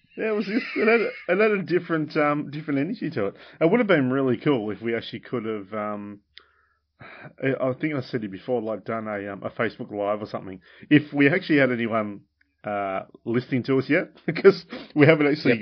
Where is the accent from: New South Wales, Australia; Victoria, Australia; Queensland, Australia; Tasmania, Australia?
Tasmania, Australia; Launceston, Penguin; I moved from Launceston to Penguin